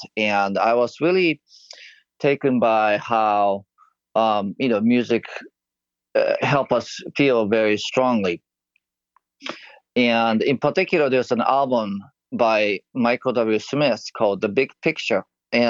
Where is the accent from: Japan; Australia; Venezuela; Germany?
Japan; moved away; I'm originally from Japan